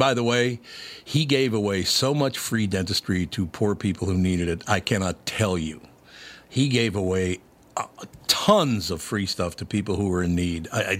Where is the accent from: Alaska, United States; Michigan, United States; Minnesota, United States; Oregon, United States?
Minnesota, United States; Minneapolis; Let me tell you, I grew up in North Minneapolis